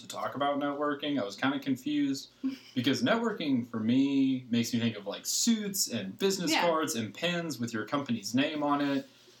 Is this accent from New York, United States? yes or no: no; Chattanooga, Tennessee, United States; So I'm from a small hauler down in Tennessee known as Chattanooga.